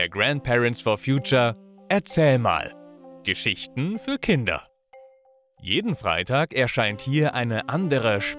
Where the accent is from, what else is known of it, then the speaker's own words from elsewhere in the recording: Münster, North Rhine-Westphalia, Germany; Ich bin in Münster aufgewachsen und in Münster, da muss jedes Kind einfach Fahrrad fahren können.